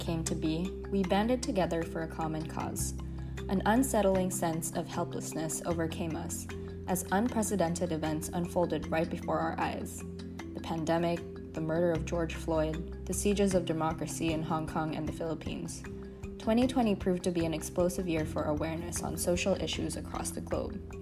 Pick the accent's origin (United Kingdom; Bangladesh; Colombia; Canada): Colombia; I'm from Colombia